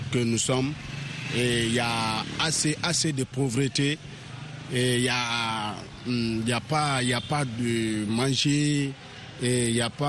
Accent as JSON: {"language": "French", "country": "Guinea", "said": "Euh, en tant que bon Guinéen, en tout cas, on ne peut que se, se réjouir"}